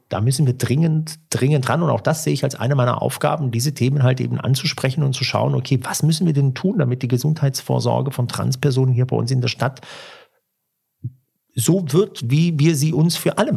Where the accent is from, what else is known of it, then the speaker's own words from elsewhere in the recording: Turkey; Ja, ich bin aus der, ich bin Türke und sagen das mit großem Stolz.